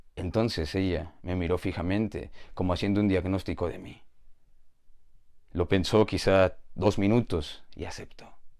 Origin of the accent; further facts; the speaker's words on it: Mexico; Soy de México